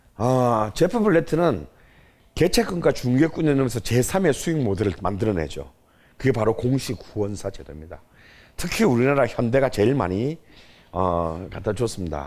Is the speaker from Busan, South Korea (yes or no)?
yes; Busan, South Korea; 제 고향인 부산에 있는